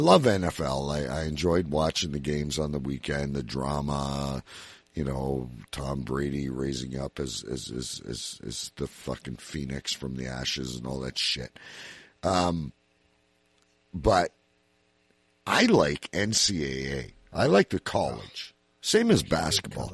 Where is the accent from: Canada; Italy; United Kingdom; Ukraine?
Canada; I'm Canadian